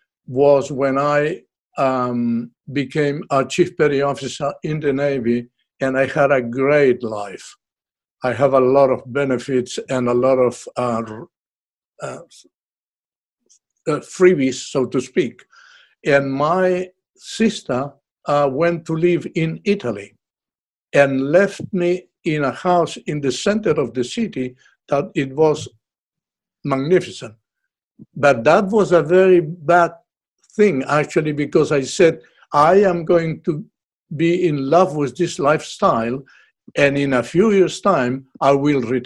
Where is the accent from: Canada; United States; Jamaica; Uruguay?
Uruguay; moved away as an adult; now in Australia; I am from Uruguay in South America